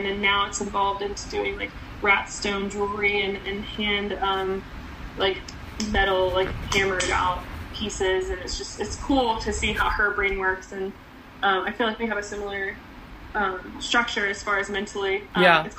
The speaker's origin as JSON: {"language": "English", "town": "Cary", "region": "North Carolina", "country": "United States", "tie": "born or raised there", "lives_now": "Charlotte, United States", "said": "I grew up in Cary, North Carolina"}